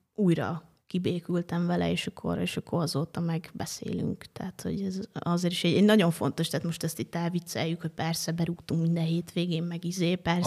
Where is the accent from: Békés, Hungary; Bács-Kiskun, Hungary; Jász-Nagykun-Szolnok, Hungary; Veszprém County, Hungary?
Jász-Nagykun-Szolnok, Hungary; Jászivány; moved away as an adult; now in Budapest, Hungary; ott egészen pontosan Jászivány a kisfalu, ahol felnőttem